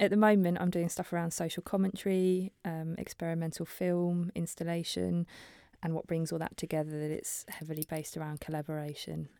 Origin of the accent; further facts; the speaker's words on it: Norfolk, East of England, United Kingdom; moved away as an adult; also born or lived in Preston; I'm from Norfolk originally